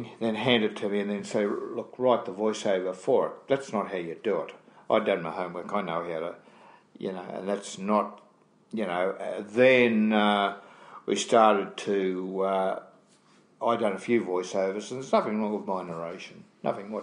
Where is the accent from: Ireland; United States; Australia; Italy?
Australia; I'm from Australia.